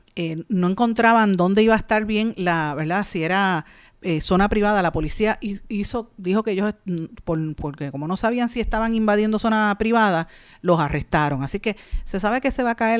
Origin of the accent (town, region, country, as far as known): Puerto Rico